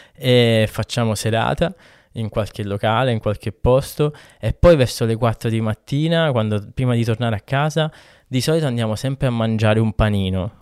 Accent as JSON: {"language": "Italian", "town": "Catania", "region": "Sicily", "country": "Italy", "moved": "yes", "said": "Io sono di Catania"}